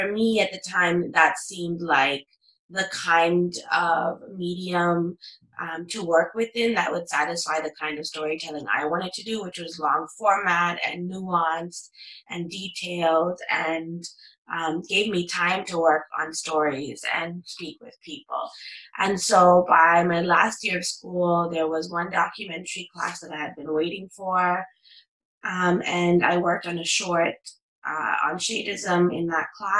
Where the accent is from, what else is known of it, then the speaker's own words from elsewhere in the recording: Toronto, Ontario, Canada; growing up in Toronto, you know, and growing up in Canada, you kind of have this hyphenated identity that's, you know, Tamil Canadian or Sri Lankan Canadian